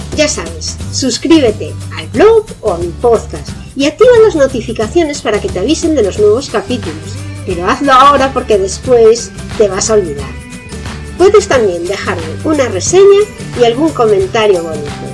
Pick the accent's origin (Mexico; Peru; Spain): Spain; Aquí en España